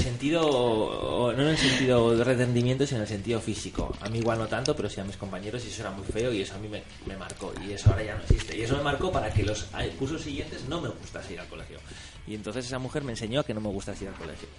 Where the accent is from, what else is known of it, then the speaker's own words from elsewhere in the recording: Logroño, La Rioja, Spain; Yo vengo de La Rioja, de Logroño, y yo fui al colegio de Logroño